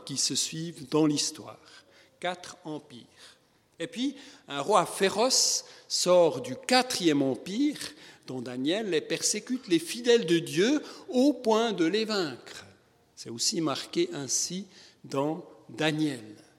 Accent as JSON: {"language": "French", "country": "Switzerland", "said": "comme on dit chez nous en Suisse"}